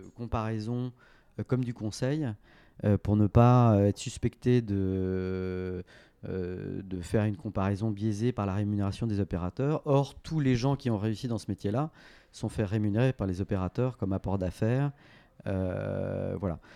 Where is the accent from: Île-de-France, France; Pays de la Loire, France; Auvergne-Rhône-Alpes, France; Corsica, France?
Île-de-France, France; Paris; j'ai fait toute ma scolarité euh, donc à Franklin, comme on l'appelle, hein, Saint-Louis de Gonzague